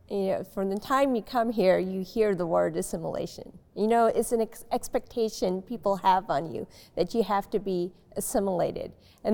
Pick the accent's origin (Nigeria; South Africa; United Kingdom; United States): United States; Nashville, Tennessee; I was born and raised in Nashville. My parents are originally from Bangladesh. They came in the 60s. I grew up here in the 70s and 80s, and then graduated in 93 from Vanderbilt University.